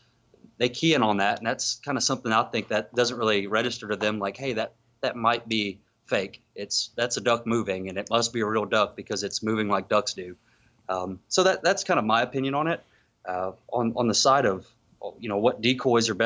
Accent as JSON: {"language": "English", "region": "South Louisiana", "country": "United States", "tie": "born or raised there", "said": "I grew up hunting in South Louisiana"}